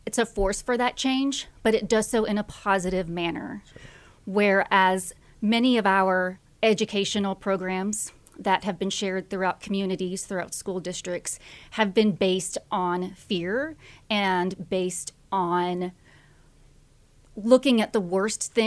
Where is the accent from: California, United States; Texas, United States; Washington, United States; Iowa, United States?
Texas, United States; Austin; also born or lived in College Station, Texas; I am from the Austin area